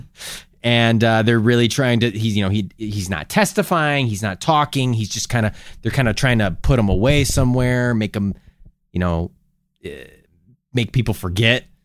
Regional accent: United States; as an American

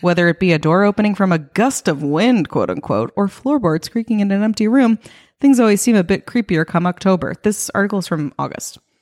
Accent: New York, United States; moved away; I'm from New York

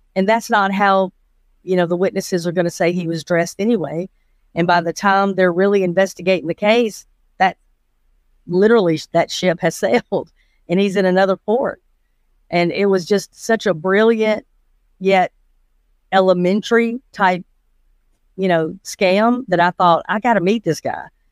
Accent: Atlanta, Georgia, United States; I was born in Atlanta, Georgia. Uh, grew up in Fulton County my entire life

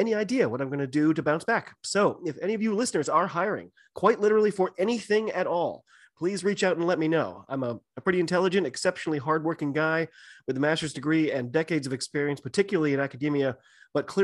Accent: United States; I'm an American

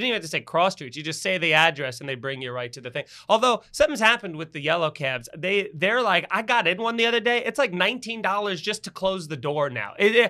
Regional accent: Long Island, New York, United States; also born or lived in Astoria, New York; I come from Long Island. So it's I grew up driving everywhere. So even when I lived in Astoria for 15 years

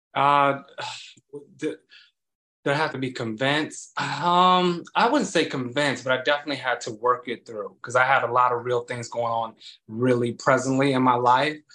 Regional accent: Chicago, Illinois, United States; now in New York, United States; I'm originally from Chicago, Illinois

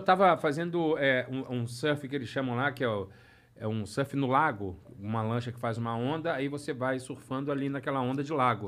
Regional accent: Rio de Janeiro, Brazil; moved away as an adult; now in Orlando, United States; sou carioca do Rio de Janeiro

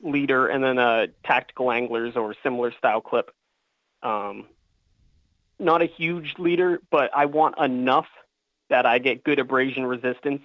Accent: Falmouth, Massachusetts, United States; moved away as an adult; also born or lived in Virginia; I'm a lifelong Cape Cod resident. I grew up in Falmouth

